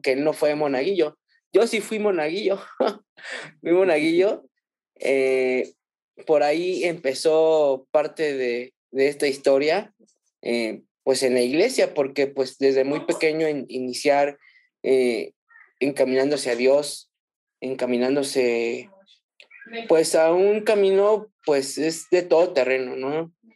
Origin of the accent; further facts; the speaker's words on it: Mexico City, Mexico; also born or lived in Ciudad Juárez, Chihuahua; yo soy de la Ciudad de México y pues actualmente vivimos aquí en la Ciudad de México